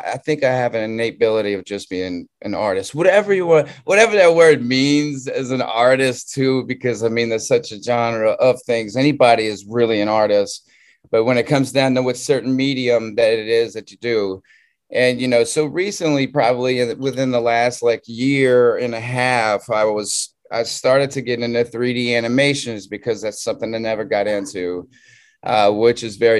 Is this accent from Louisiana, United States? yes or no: yes; Southern Louisiana, United States; moved away as an adult; also born or lived in California; I'm from Southern Louisiana